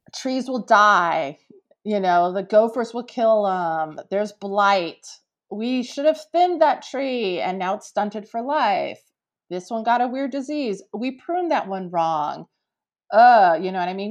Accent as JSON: {"language": "English", "area": "East Bay", "region": "California", "country": "United States", "tie": "born or raised there", "said": "I'm a California native, right? I grew up in the East Bay"}